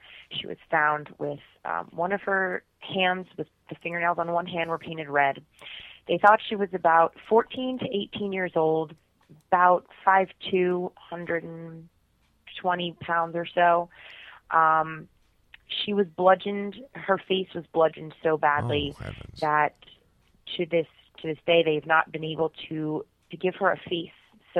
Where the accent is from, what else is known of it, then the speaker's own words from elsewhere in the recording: Blairstown, New Jersey, United States; I grew up in Blairstown